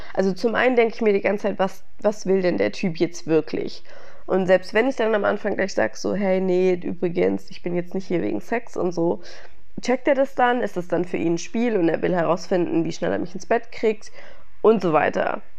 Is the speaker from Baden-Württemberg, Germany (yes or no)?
yes; Stuttgart, Baden-Württemberg, Germany; moved away; als ich in meiner Heimat war in Stuttgart